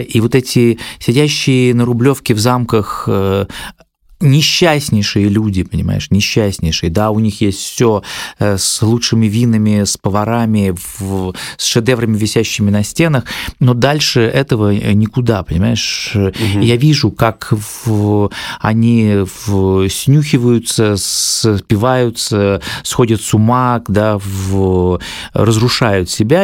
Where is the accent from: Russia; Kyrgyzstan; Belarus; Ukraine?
Russia; Apatity, Murmansk Oblast; у моего родного города Апатиты